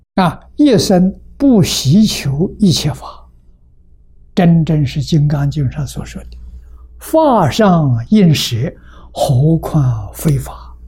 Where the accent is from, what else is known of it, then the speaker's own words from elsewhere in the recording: China; 我们中国人叫量大